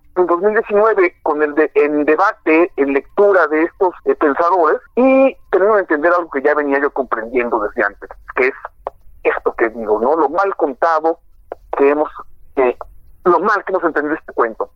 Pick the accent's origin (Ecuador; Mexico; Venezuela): Mexico; concebirnos como mexicanos